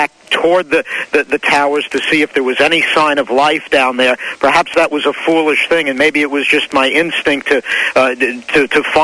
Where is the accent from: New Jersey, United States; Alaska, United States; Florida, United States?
New Jersey, United States; Glen Rock; my hometown of Glen Rock